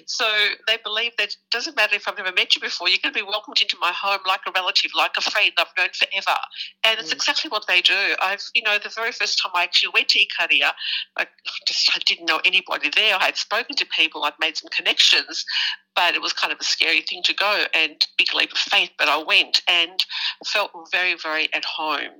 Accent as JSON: {"language": "English", "town": "Richmond", "region": "Victoria", "country": "Australia", "tie": "born or raised there", "said": "born and raised in Richmond, and can't get more Greek than"}